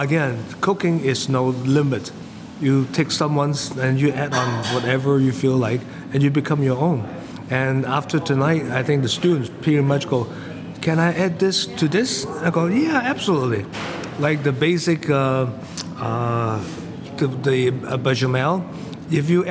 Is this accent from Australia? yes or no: no; Hong Kong; moved away as an adult; I came from Hong Kong. Came for the college, and I never really worked in Hong Kong